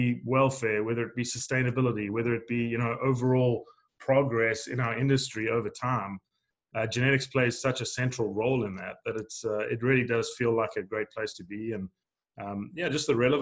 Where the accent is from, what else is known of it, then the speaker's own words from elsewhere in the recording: South Africa; moved away as an adult; also born or lived in Arkansas, United States; now in United States; I grew up in South Africa. I actually grew up on the east coast of South Africa in a sugarcane farming region